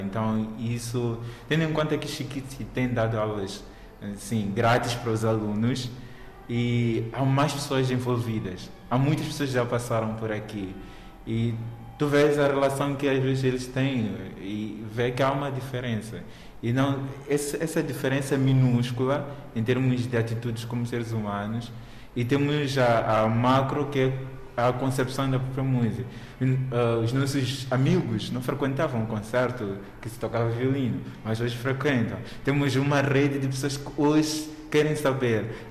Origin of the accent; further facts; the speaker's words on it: Mozambique; como moçambicano